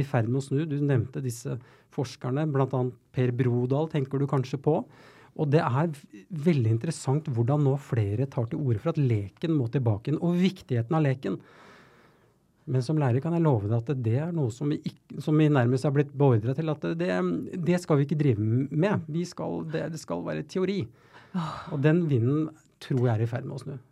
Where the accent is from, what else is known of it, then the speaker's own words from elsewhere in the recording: Oslo, Norway; jeg er jo født og oppvokst på Tveita eh, i Oslo